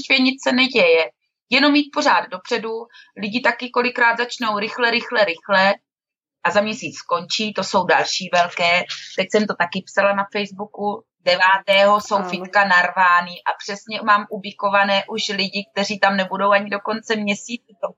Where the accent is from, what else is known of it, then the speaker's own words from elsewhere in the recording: Moravia, Czechia; jsme holky z Moravy